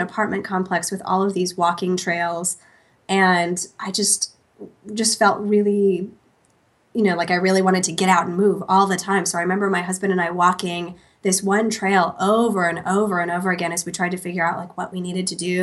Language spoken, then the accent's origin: English; New York or Pennsylvania, East Coast, United States; also born or lived in Portland, Oregon / Rochester, New York; we had really been born and raised on the East Coast of New York or Pennsylvania our whole lives